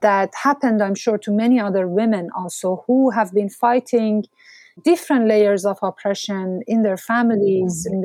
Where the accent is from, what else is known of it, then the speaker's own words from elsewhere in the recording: Mashhad, Razavi Khorasan, Iran; moved away; my hometown, Mashhad